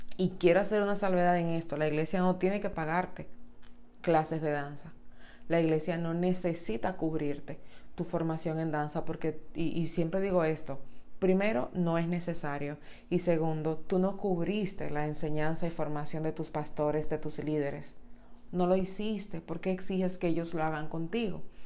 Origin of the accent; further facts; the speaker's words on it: Dominican Republic; en República Dominicana, que es mi país natal